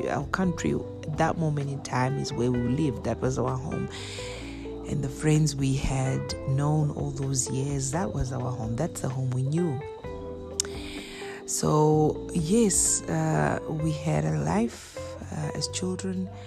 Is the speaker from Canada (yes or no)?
no; Bulgaria; born there; Well, I was born, I'm a twin. I was born in Bulgaria